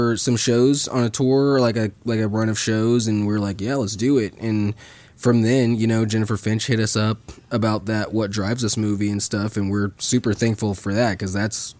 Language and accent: English; St. Joseph, Missouri, United States; we're homeschooled from St. Joseph, Missouri